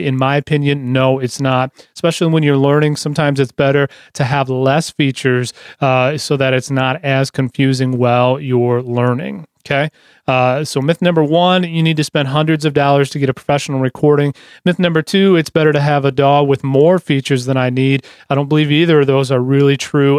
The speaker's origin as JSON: {"language": "English", "town": "Lansing", "region": "Michigan", "country": "United States", "said": "I'm from Lansing"}